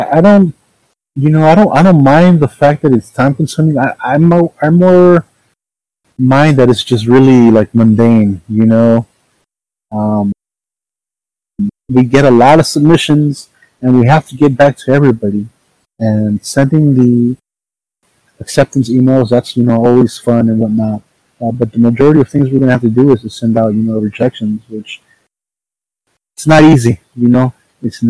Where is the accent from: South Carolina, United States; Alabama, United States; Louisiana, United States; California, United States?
California, United States; Los Angeles; I'm from South Central, but I went to East LA College